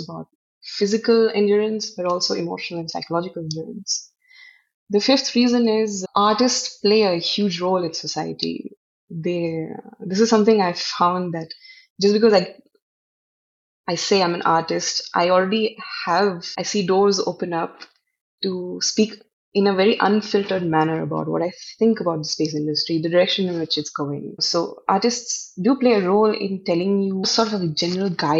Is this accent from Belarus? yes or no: no; Northeast India, India; I come from the Northeast. Northeast itself is, Assam is, has the highest number of tribes in the country